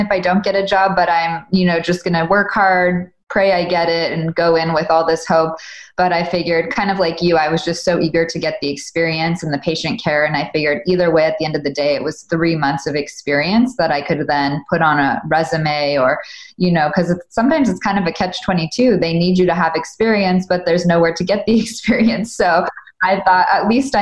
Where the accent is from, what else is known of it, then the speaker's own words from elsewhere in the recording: Southern California, United States; I grew up in Southern California